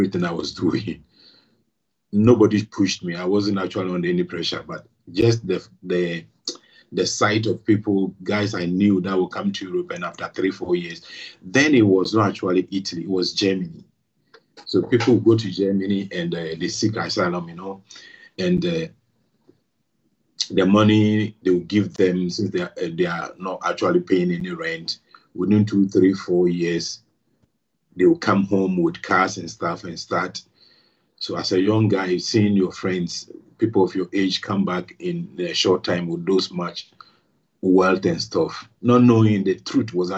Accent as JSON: {"language": "English", "town": "Accra", "region": "Greater Accra", "country": "Ghana", "tie": "born or raised there", "also_born_or_lived": "Nkrofu, Ghana", "moved": "as an adult", "said": "I was born in Ghana, in Accra, and I lived and schooled in Ghana."}